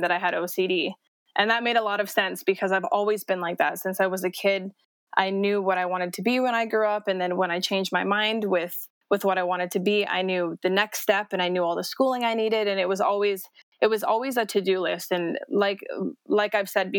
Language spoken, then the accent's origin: English; Las Vegas, Nevada, United States; moved away as an adult; also born or lived in Edmonton, Alberta, Canada; now in Calgary, Canada; I was raised in Las Vegas for 10 years